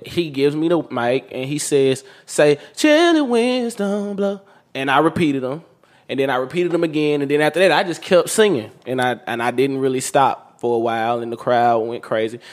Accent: Meridian, Mississippi, United States; I grew up in Meridian, Mississippi

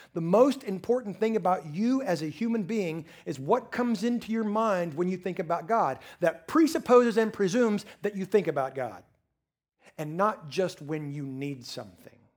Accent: Texas Panhandle, United States; now in East Texas, United States; I've lived in the eastern part of Texas now for twenty-five years, but I'm still originally from the Texas Panhandle

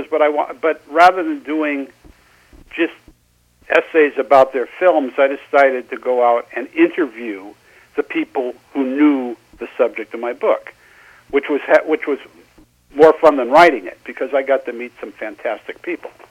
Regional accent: Seattle, Washington, United States; moved away as an adult; also born or lived in Los Angeles; Well, I'm originally from Seattle

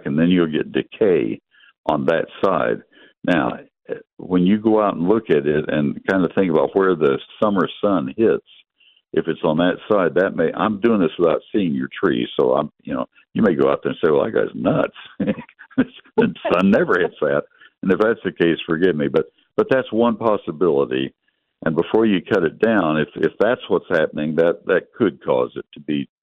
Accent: College Station, Texas, United States; I grew up in College Station, and we had water oaks there.

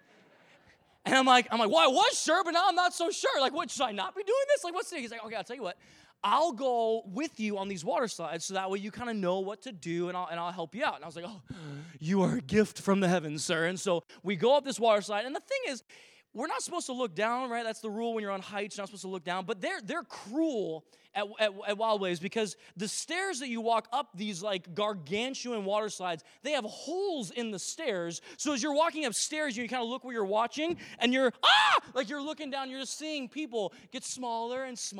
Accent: Vancouver, Washington, United States; now in Victoria, Canada; growing up in Vancouver, Washington, which is just a little north of Portland, Oregon

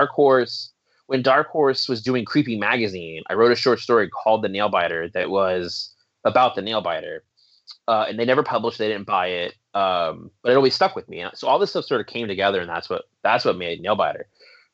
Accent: Riverside, California, United States; I grew up in Riverside, California.

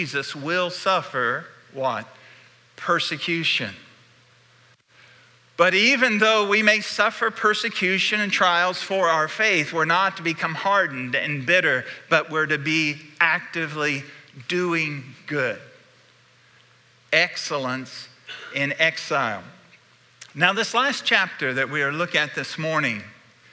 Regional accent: Indiana, United States; the country church I was raised in Indiana.

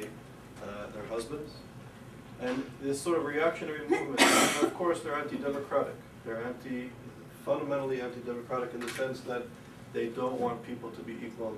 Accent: Canada; moved away as an adult; also born or lived in Europe / United Kingdom; now in United States; growing up in Canada, living in Europe, and becoming and being a part of this tradition, and then coming to the United States

